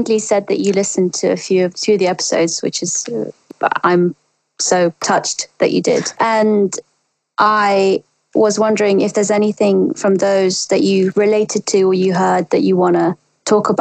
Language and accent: English; Russia; moved away; I grew up in Russia